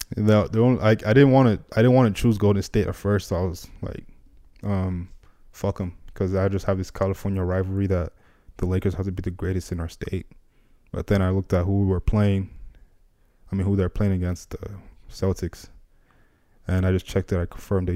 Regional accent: Nigeria; moved away; growing up in Nigeria

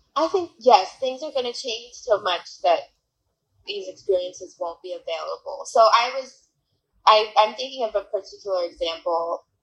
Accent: Atlanta, Georgia, United States; now in New Orleans, United States; I currently live in New Orleans, which is my family's home, um, but I grew up in Atlanta, Georgia

